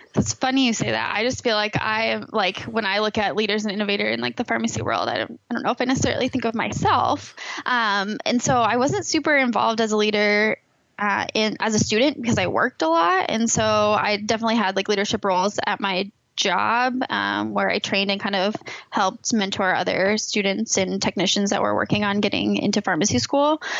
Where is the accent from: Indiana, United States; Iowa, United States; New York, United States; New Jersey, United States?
Iowa, United States; Iowa City; I grew up in the Iowa City area